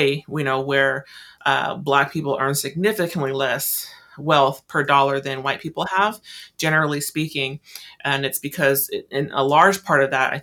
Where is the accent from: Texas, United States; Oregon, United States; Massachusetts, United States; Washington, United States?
Washington, United States; Tacoma; moved away as an adult; now in Olympia, United States; I'm still new, well, I consider myself still new to Olympia. I'm from Tacoma